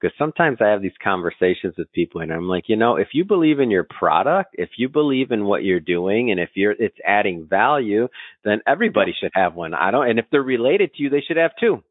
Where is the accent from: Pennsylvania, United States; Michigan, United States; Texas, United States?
Michigan, United States; moved away as an adult; also born or lived in Scottsdale, Arizona; I'm from Michigan originally